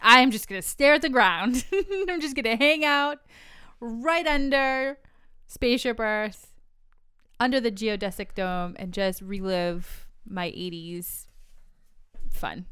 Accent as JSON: {"language": "English", "region": "New England", "country": "United States", "said": "I'm from New England"}